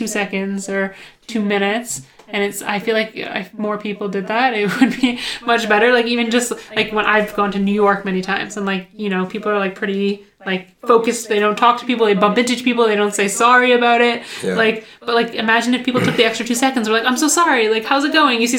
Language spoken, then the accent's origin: English; Ottawa, Ontario, Canada; I grew up in Ottawa